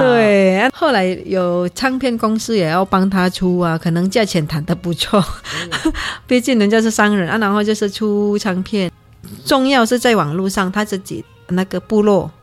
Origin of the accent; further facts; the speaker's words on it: Indonesia; moved away; 我们在印尼的，我乡下那边